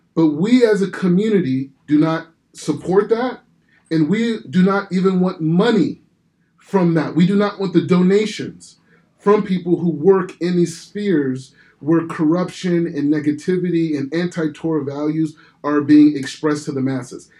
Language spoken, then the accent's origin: English; Calabasas, California, United States; moved away as an adult; now in Israel; I grew up in Calabasas.